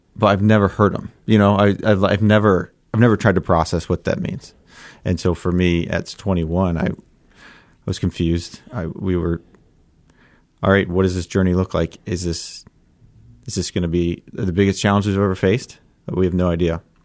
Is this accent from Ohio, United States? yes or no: yes; Columbus, Ohio, United States; I grew up in Columbus, so I'm a diehard Buckeye